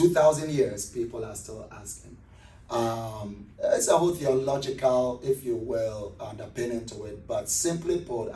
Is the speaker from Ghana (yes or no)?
yes; Accra, Greater Accra, Ghana; moved away as an adult; now in Columbus, United States; I'm originally from Ghana, West Africa, from a city called Accra, which is the capital city of Ghana.